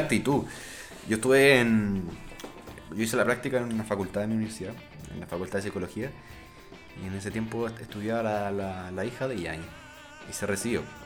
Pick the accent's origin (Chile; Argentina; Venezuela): Chile; Rancagua, O'Higgins; yo soy de Rancagua